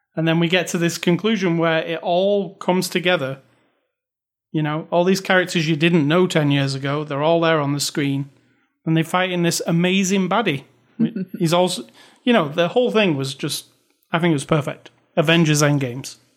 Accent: United Kingdom; moved away; I'm British

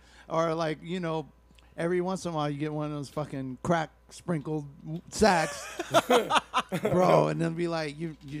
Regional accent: Alameda, California, United States; It's a small town. That's my hometown. So it's like, represent Alameda.

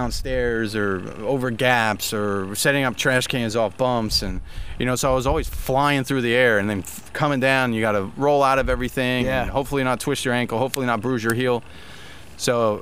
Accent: Allentown, Pennsylvania, United States; I stayed in my hometown, Allentown. I skated Bethlehem

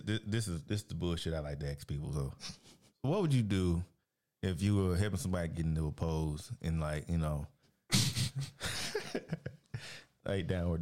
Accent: the South, United States; And I'm from the South

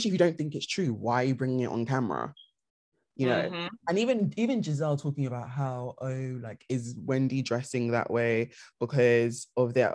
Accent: United Kingdom; we're British

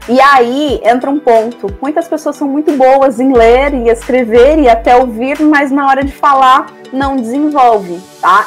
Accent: Brazil; nós brasileiros

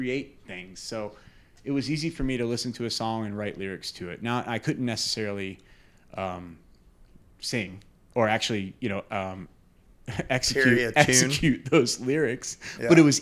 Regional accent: New Smyrna Beach, Florida, United States; moved away as an adult; also born or lived in Aspen, Colorado; now in Jacksonville, United States; I grew up in New Smyrna skating and surfing

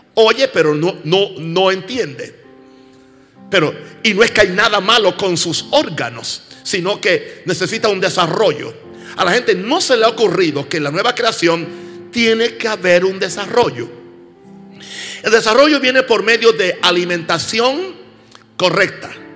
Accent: United States; en mi país, Estados Unidos

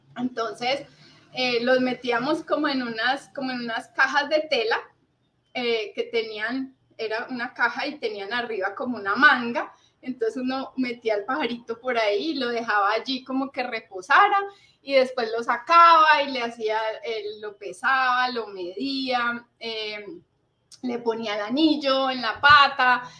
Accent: Cali, Valle del Cauca, Colombia; also born or lived in Manizales; en Cali fue pues como toda mi, mi infancia, el colegio, la universidad, eh, aquí eh, siempre estuvimos

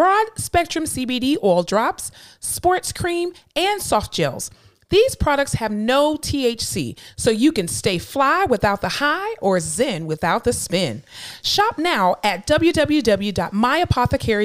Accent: Fort Lauderdale, Florida, United States; I'm from Florida, in Florida, South Florida specifically, Fort Lauderdale

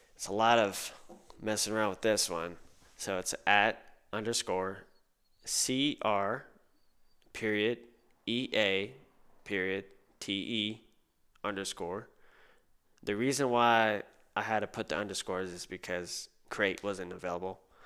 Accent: Corpus Christi, Texas, United States; moved away as an adult; now in San Antonio, United States; I grew up in Corpus Christi

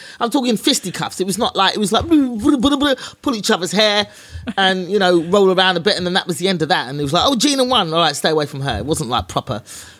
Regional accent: England, United Kingdom; born there; But it's better now because, well, I was born in England.

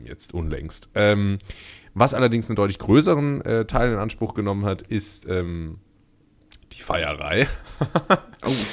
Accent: Rhineland-Palatinate, Germany; also born or lived in Karlsruhe; meine Identität als Pfälzer

